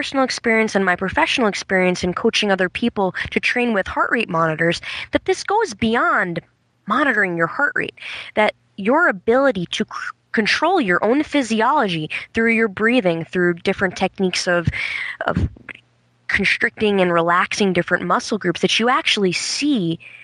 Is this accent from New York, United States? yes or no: yes; New York City, New York, United States; moved away as an adult; now in Burlington, United States; I come from New York City, where I taught for the majority of my time